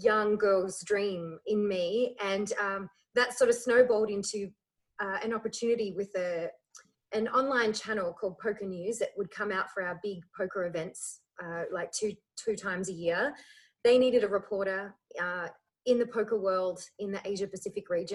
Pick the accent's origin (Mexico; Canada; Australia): Australia; Melbourne, Victoria; also born or lived in Ireland; I grew up in Melbourne